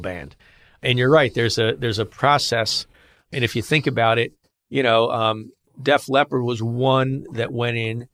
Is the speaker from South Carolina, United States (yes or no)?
no; Philadelphia, Pennsylvania, United States; I'm from Philly